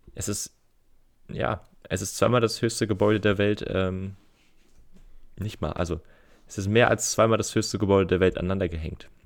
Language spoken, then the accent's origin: German; Geesthacht, Schleswig-Holstein, Germany; bei uns in Gestacht